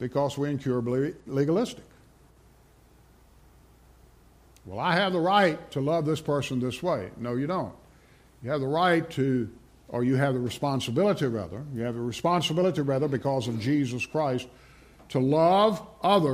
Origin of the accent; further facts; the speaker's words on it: Rustburg, Virginia, United States; I grew up in Rustburg